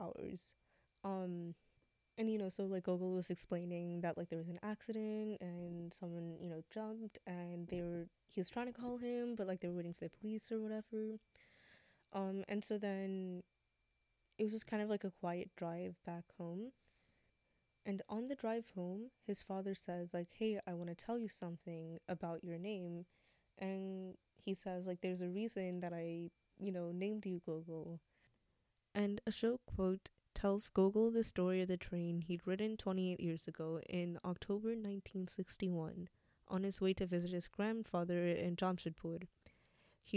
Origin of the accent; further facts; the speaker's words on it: United States; we are American, we still experience things a lot differently than, like, other Americans do because of our, you know, background